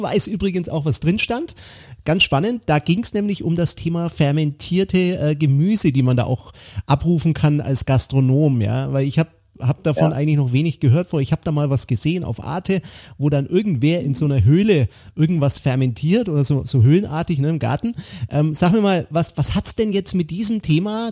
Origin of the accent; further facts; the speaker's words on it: Franconia, Bavaria, Germany; bei uns im Süden, lieber Ralf, hier in Franken